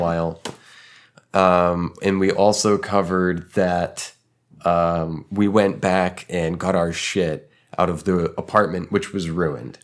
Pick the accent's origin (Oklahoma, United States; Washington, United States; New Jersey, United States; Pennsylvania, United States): Oklahoma, United States; Tulsa; moved away as an adult; also born or lived in Texas; my hometown